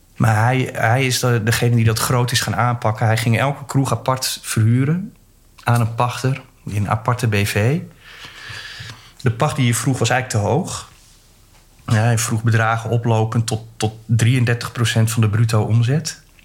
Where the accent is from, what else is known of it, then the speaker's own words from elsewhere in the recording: Groningen, Netherlands; moved away; ik kom uit Groningen